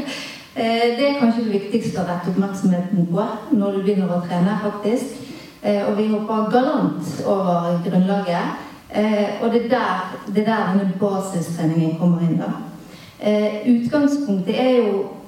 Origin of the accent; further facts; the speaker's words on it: Bergen, Vestland, Norway; jeg er bergenser sjøl